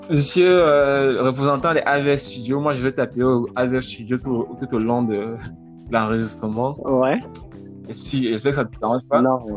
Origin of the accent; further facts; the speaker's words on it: Cameroon; now in Canada; Moi également, je suis Camerounais.